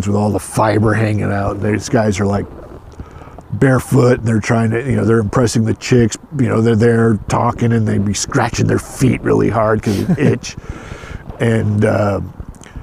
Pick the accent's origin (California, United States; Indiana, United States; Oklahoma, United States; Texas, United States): California, United States; Escondido; also born or lived in Palo Alto, California; now in San Francisco, United States; Mostly in Southern California, North County, North San Diego County, in a town called Escondido.